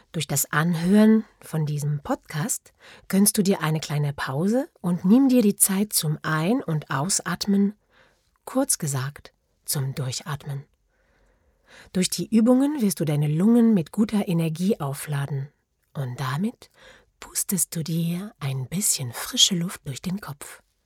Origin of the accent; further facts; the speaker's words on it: France; German is a second language; moved away as an adult; now in Germany; ich bin Französin. Ich lebe und arbeite seit 16 Jahren in Deutschland